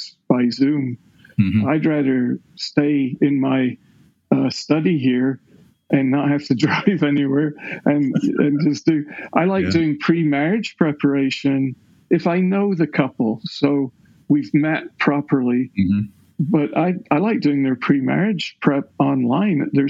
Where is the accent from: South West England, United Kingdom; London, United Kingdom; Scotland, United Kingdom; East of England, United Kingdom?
Scotland, United Kingdom; now in Clyde, United States; I was raised in the Episcopal Church of Scotland